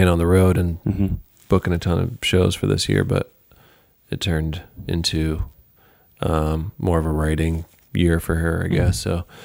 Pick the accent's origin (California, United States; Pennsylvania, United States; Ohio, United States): Pennsylvania, United States; West Chester; moved away as an adult; also born or lived in Los Angeles / New York; I'm from Westchester, Pennsylvania, outside of Philadelphia, a little suburb.